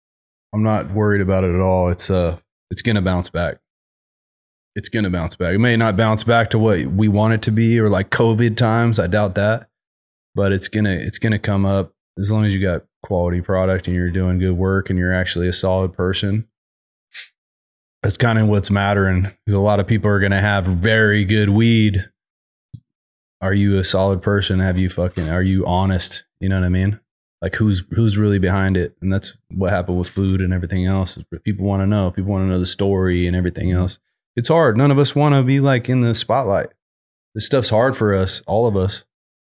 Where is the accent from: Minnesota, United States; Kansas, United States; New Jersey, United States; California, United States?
California, United States; Sacramento; I'm born and raised in Sacramento